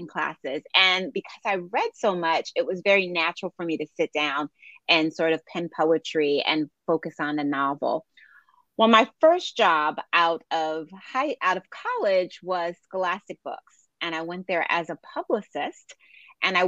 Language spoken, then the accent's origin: English; Philadelphia, Pennsylvania, United States; I grew up in Philadelphia